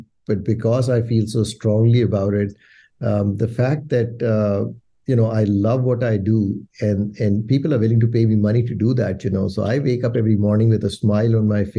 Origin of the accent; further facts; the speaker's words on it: Pakistan; moved away as an adult; also born or lived in United States / Middle East; now in Canada; Well, I grew up in Pakistan, and we play a game which is field hockey